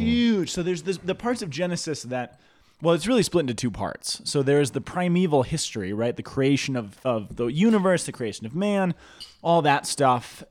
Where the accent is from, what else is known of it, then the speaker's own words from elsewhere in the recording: Boulder, Colorado, United States; I grew up in Boulder, not Denver